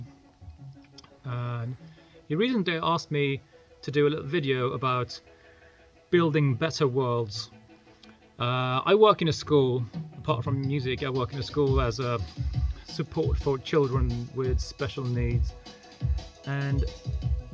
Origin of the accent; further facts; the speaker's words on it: Sweden; I'm from Sweden.